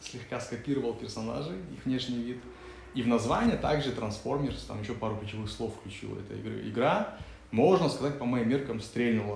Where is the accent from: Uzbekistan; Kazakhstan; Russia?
Kazakhstan; я говорю, из Казахстана